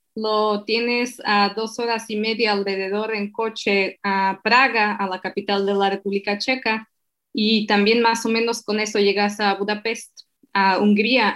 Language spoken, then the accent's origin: Spanish; Slovakia; Spanish is a second language; moved away; also born or lived in Mexico; soy de Eslovaquia